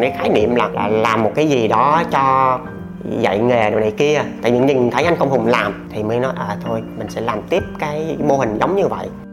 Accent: Gia Lai, Vietnam; sinh ra và lớn lên ở Gia Lai

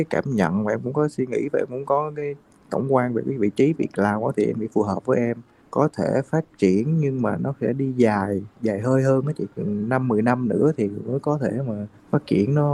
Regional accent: Bình Thuận, Vietnam; em quê ở dưới ờ, Bình Thuận đó chị

